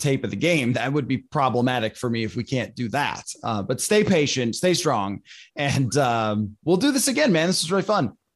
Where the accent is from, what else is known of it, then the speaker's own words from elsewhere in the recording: Buffalo, New York, United States; moved away; That's where I grew up